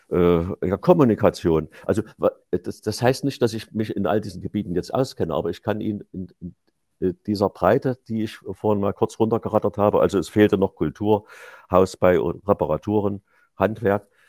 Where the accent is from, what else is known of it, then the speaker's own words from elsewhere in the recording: Leipzig, Saxony, Germany; Unternehmer in, in Leipzig, meiner Heimatstadt